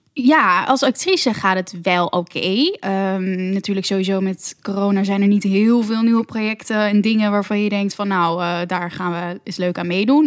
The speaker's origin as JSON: {"language": "Dutch", "town": "Amsterdam", "region": "North Holland", "country": "Netherlands", "said": "ik ben 25 en ik kom uit Amsterdam"}